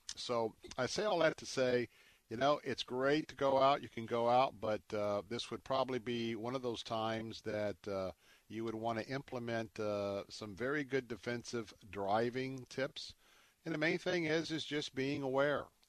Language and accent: English; Tampa, Florida, United States; my hometown in Tampa